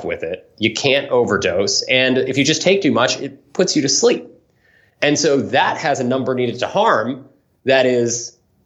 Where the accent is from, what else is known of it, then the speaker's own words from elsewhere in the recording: San Francisco, California, United States; I grew up in San Francisco